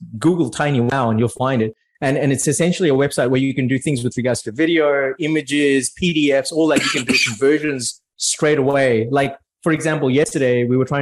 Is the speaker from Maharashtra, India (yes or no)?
yes; Mumbai, Maharashtra, India; now in Australia; I'm originally from India, right? From Mumbai.